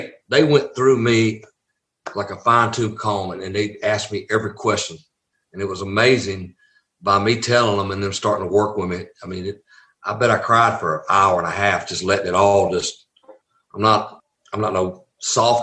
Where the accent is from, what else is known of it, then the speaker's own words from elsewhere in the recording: the South, United States; accent: Southern; I was a Southern boy.